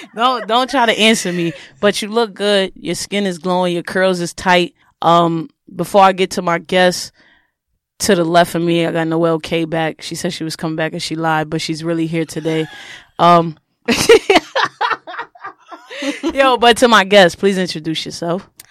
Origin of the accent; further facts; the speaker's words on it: New York, United States; I'm from New York